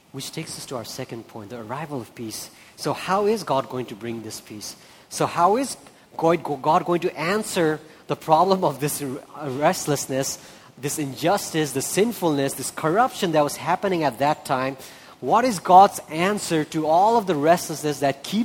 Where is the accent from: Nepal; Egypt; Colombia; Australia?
Nepal; also born or lived in India; I'm from India, I'm from Nepal